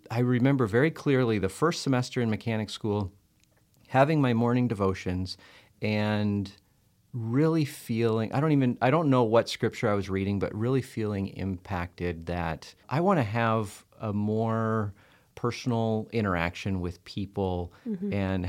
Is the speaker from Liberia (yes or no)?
yes; Liberia; After living, growing up in Liberia, you know, all the way through, well, junior high and high school, I say sort of, because I went to boarding school